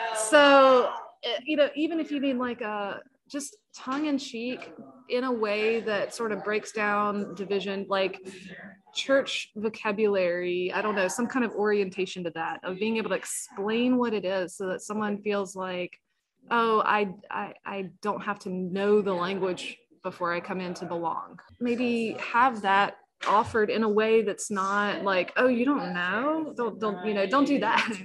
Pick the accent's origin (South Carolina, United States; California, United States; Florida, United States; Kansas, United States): South Carolina, United States; moved away as an adult; also born or lived in Walterboro; I grew up in South Carolina Synod